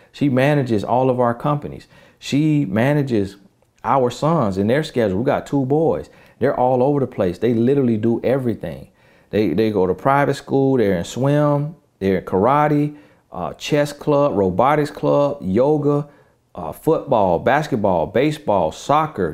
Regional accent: the South, United States; I'm from the South

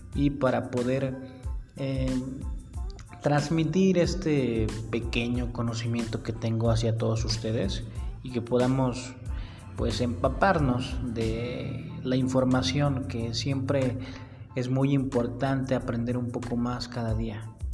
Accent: Mexico City, Mexico; nací en la Ciudad de México

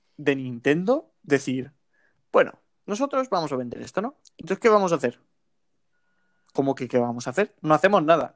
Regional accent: Spain

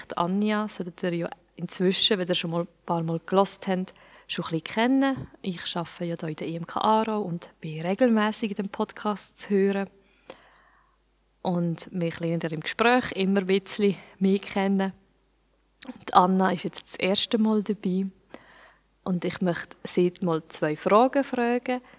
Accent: Switzerland; Und ich bin jetzt in der Schweiz aufgewachsen und bin auch in der Kirche aufgewachsen

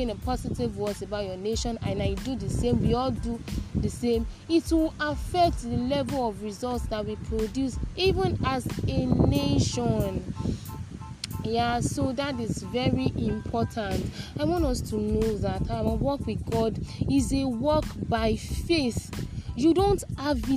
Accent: Nigeria; I already said it before that I am a Nigerian

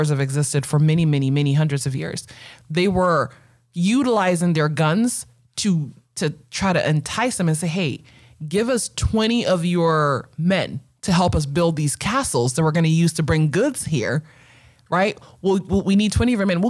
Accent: Ghana; now in United States; I'm Ghanaian

